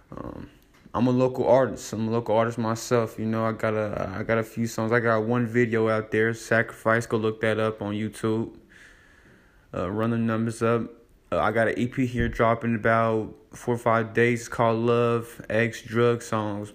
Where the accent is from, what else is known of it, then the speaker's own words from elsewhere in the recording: Davenport, Iowa, United States; I'm from Davenport, Iowa, the Quad Cities